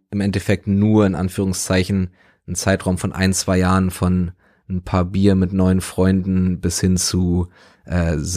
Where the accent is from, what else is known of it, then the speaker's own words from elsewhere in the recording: Berlin, Germany; So, ich bin in Westberlin aufgewachsen, beziehungsweise meine Familie sind, sind Westdeutsche, Westberliner.